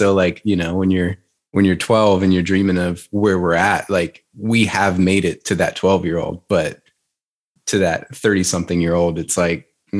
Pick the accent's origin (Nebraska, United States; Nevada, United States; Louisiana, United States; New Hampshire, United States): Louisiana, United States; now in Nashville, United States; I'm from Louisiana originally.